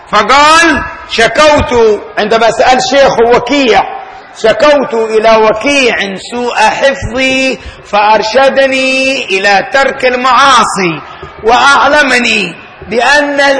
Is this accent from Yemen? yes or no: yes; Tarim, Hadramawt, Yemen; مدينتي انا انا من تريم المدينه تريم في حضرموت